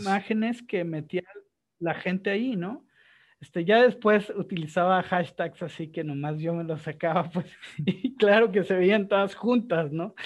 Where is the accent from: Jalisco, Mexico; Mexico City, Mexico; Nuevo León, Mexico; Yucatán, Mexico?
Jalisco, Mexico; Guadalajara; Yo soy de Guadalajara